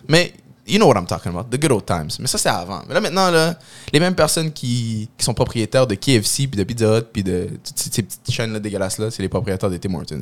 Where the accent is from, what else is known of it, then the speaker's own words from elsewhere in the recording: Quebec, Canada; je suis un bon Québécois